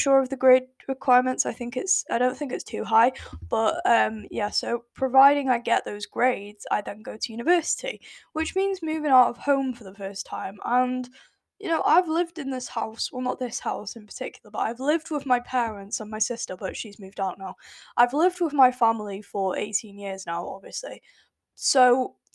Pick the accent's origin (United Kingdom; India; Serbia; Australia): United Kingdom; accent: British; my lovely British accent. I won't really say it's a British accent